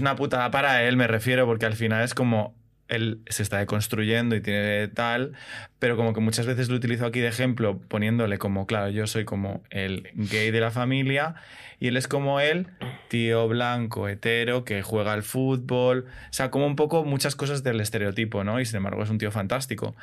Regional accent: Madrid, Community of Madrid, Spain; Yo soy de Madrid, nacido en Madrid y criado fundamentalmente en Madrid

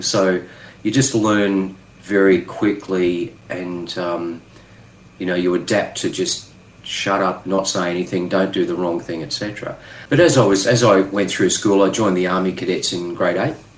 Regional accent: Tambo, Queensland, Australia; I grew up in the bush in Queensland

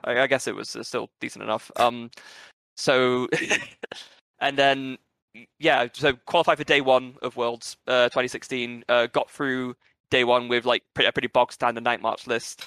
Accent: England, United Kingdom; also born or lived in Brazil; by birth, I'm British and Brazilian

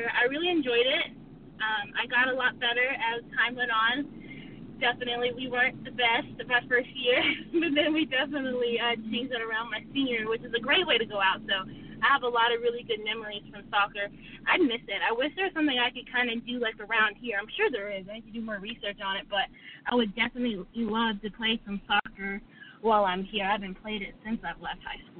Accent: Sherwood, Arkansas, United States; moved away as an adult; now in Atlanta, United States; I'm based out of Atlanta now, but I'm from Arkansas. I'm actually from Sherwood, Arkansas, or it's not near Little Rock.

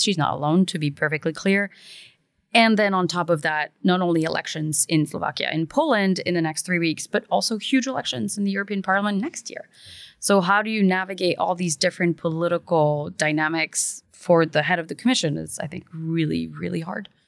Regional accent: Belgium; moved away; I was born and raised in Belgium

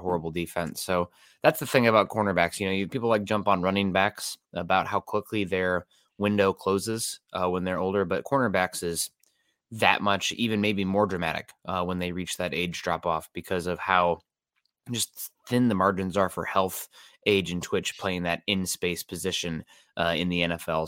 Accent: East Iowa, United States; now in Seattle, United States; Quad Cities, my hometown in, uh, East Iowa here

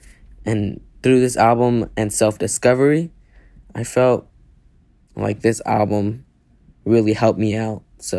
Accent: Atlanta, Georgia, United States; I'm from Atlanta, Georgia.

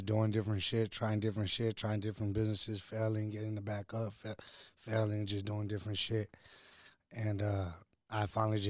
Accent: San Bernardino, California, United States; moved away as an adult; also born or lived in Los Angeles; Born and raised in the Dino.

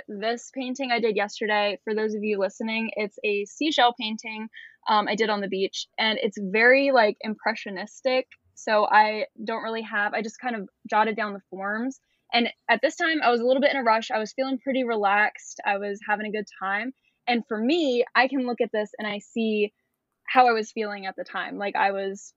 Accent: Maryland, United States; I'm currently in Florida. I'm from Maryland.

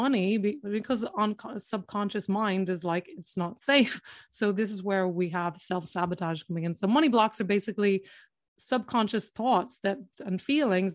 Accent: Ireland; first language English; moved away as an adult; also born or lived in London; I'm in Ireland, and which is where I'm from.

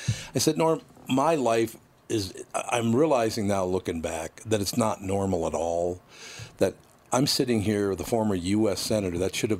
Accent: Minneapolis, Minnesota, United States; No, I act like I'm from North Minneapolis, because that's how it was.

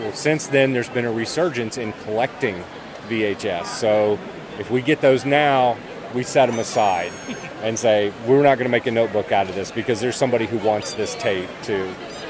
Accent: North Carolina, United States; I'm from North Carolina.

